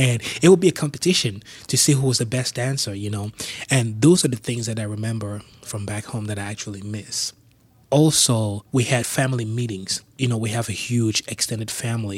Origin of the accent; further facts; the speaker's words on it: Yaoundé, Centre, Cameroon; moved away as an adult; also born or lived in Bafouet, Cameroon; now in Pittsburgh, United States; I grew up in a big compound where we had a bar